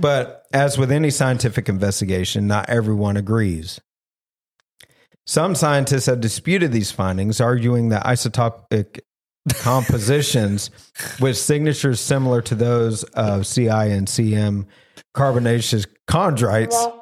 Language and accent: English; the South, United States; I'm from the South